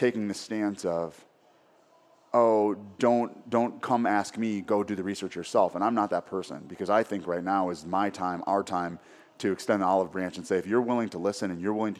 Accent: Minneapolis, Minnesota, United States; growing up in Minneapolis

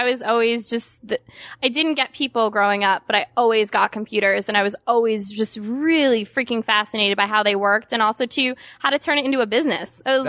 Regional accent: Connecticut, United States; I'm originally from Connecticut.

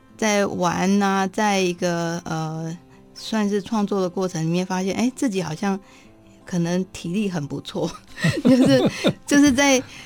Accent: Daxi, Taoyuan, Taiwan; 我老家在大溪

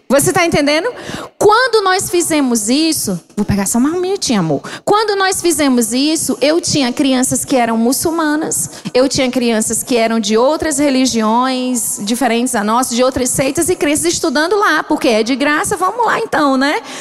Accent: Ceará, Brazil; moved away as an adult; now in Angola; Eu sou mesmo cearense

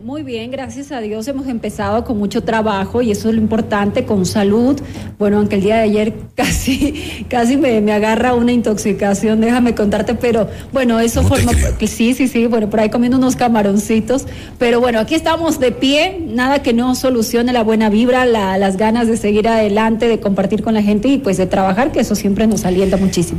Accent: Santo Domingo, Santo Domingo de los Tsáchilas, Ecuador; Yo soy de Santo Domingo de los Áchilas

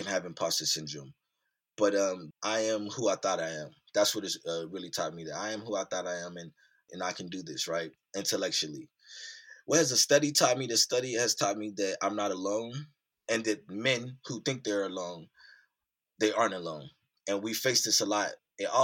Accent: Youngstown, Ohio, United States; I grew up in Youngstown, Ohio, which is Northeast Ohio, USA

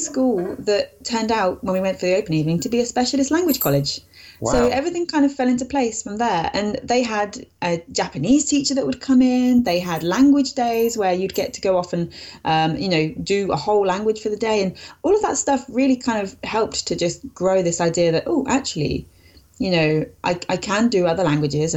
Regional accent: United Kingdom; first language English; I live in the UK. I've pretty much always lived here

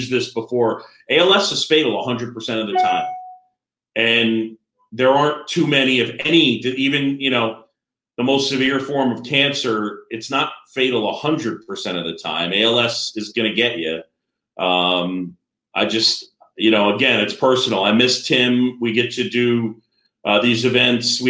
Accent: New York City, New York, United States; I grew up in New York City on Roosevelt Island

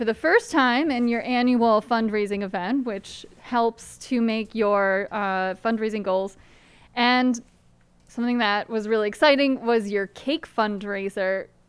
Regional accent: Guilderland, New York, United States; I'm from Gilderland

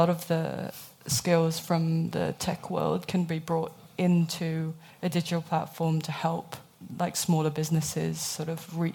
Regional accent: Hong Kong; moved away; also born or lived in United Kingdom; I grew up in Hong Kong, um, and then I moved to the UK, which hence the accent. Um, and then I moved here two and a half years ago.

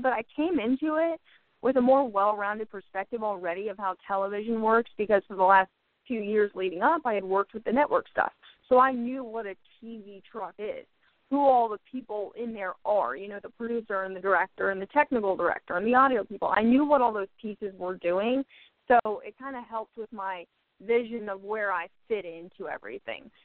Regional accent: Atlanta, Georgia, United States; moved away as an adult; now in Washington, D.C., United States; I grew up in the South where football's huge in Georgia and Atlanta

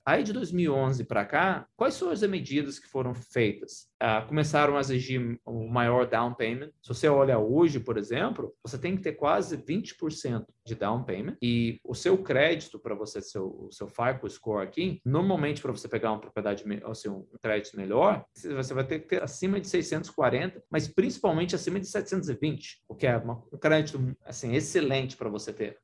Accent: Minas Gerais, Brazil; moved away as an adult; also born or lived in Boston; nasci em Minas, né? Somos nove em casa, sou número oito de nove

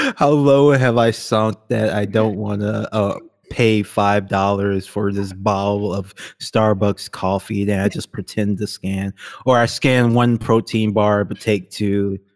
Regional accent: Baton Rouge, Louisiana, United States; moved away; Howard Stern was never on the radio where I lived, like, ever. He never got syndicated in, uh, Baton Rouge, Louisiana

